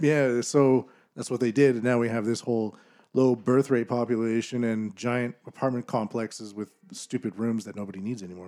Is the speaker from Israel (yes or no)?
no; Canada; as a Canadian